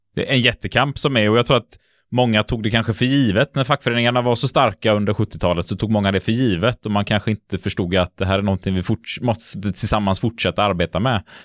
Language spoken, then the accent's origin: Swedish; Gothenburg, Västra Götaland, Sweden; som göteborgare